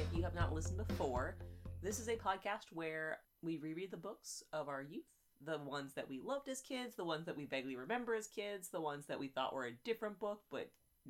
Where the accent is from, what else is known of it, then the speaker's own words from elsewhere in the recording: West Coast, United States; I'm from the West Coast